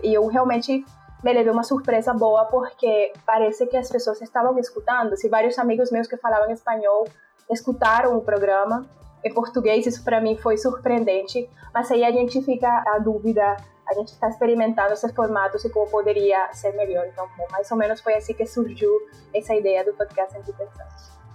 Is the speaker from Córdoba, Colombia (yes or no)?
yes; Montería, Córdoba, Colombia; Portuguese is a second language; moved away as an adult; also born or lived in Barranquilla; now in Brazil; foi a cidade onde eu nasci, onde eu cresci